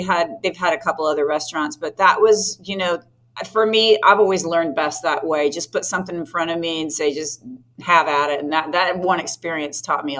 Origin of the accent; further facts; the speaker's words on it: Florida, United States; also born or lived in Northern Indiana; I was actually born in Northern Indiana. I'm a Hoosier. Mm-hmm. My family moved here in the 70s. So I'm a Floridian, actually. I've been here most of my life.